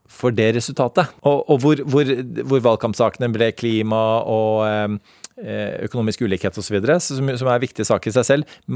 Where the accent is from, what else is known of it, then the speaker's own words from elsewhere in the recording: United States; now in Norway; Da jeg vokste opp i USA som diplomatbarn på 80-tallet